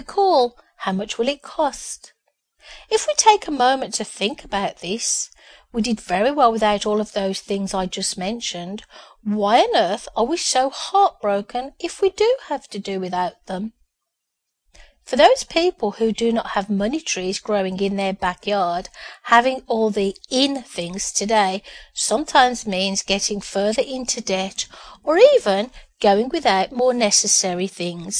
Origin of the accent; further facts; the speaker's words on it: Birmingham, West Midlands, United Kingdom; born in Birmingham, the UK, to parents who worked very hard and had moved to a new housing estate just after I was born